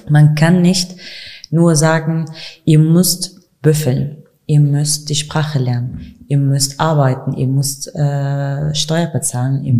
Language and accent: German; Kurdistan Region, Iraq; German is a second language; now in Germany; Aber ich habe auch Rassismus in meinem Land, in meinem Heimatland erlebt. Ich, ich habe das auch im äh, Kurdistan-Region mhm. erlebt